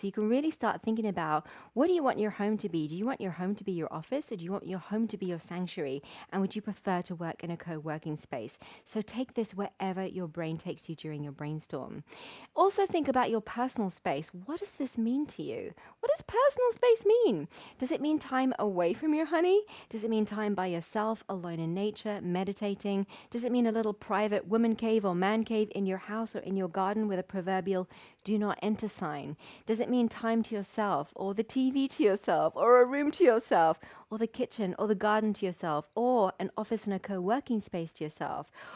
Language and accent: English; Wimbledon, London, United Kingdom; my hometown of Wimbledon